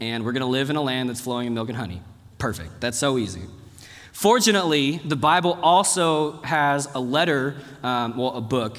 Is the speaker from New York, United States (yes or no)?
no; Dallas, Texas, United States; moved away; also born or lived in South Korea; I grew up in Texas